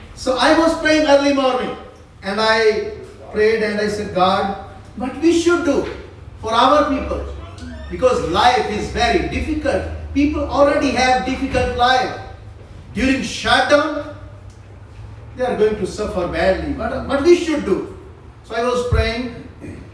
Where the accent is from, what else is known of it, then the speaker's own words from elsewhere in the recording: Pakistan; also born or lived in South Korea; I am from Pakistan.